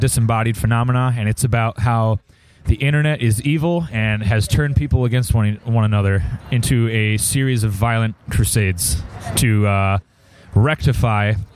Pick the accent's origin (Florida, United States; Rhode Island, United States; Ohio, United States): Rhode Island, United States; Westerly; now in Hartford, United States; I grew up in Westerly, Rhode Island